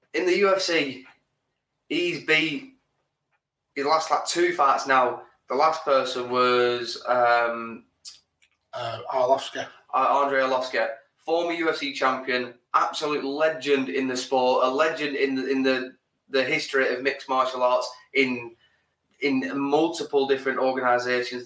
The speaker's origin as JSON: {"language": "English", "region": "England", "country": "United Kingdom", "said": "we're English"}